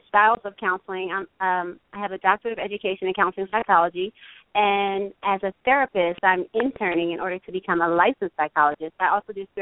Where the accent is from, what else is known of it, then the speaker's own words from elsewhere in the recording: New Jersey, United States; now in Los Angeles, United States; I'm from South Jersey, which is 1 mile from Philly.